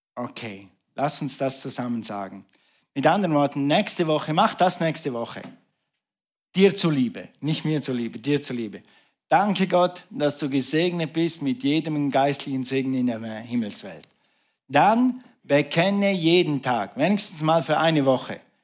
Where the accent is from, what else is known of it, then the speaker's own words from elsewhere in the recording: Switzerland; bei uns in der Schweiz macht man ja Striche so